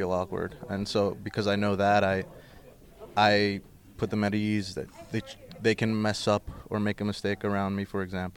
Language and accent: English; Jersey City, New Jersey, United States; I was born and raised in Jersey City